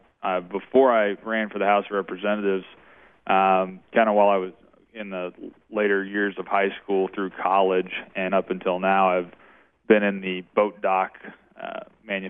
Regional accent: Shell Knob, Missouri, United States; I grew up in Shell Knob, Missouri

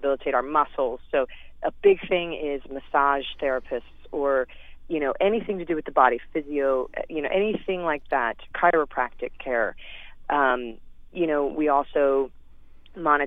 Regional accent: St. Louis, Missouri, United States; moved away; I love Missouri. I love St. Louis. I love where I grew up

